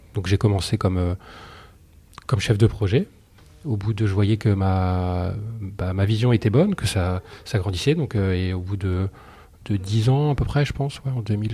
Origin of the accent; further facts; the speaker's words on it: Soissons, Hauts-de-France, France; je suis de Soissons, donc je suis né à Soissons.